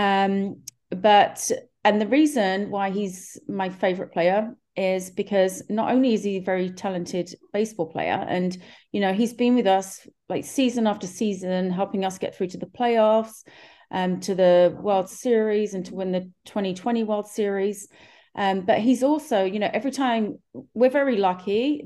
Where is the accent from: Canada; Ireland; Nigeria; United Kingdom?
United Kingdom; London; moved away as an adult; now in Los Angeles, United States; you may realize from my accent that I'm from far, far away from Los Angeles. I'm actually from London, England, but I first came to LA in 2007